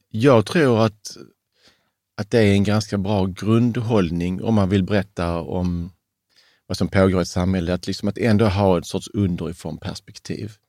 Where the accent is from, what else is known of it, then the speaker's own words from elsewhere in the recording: Sweden; trodde själv som naiv svensk